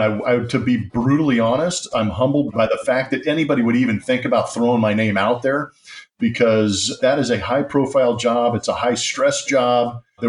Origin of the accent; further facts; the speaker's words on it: Southern California, United States; now in Houston, United States; San Diego is a place that is near and dear to my heart, because growing up in Southern California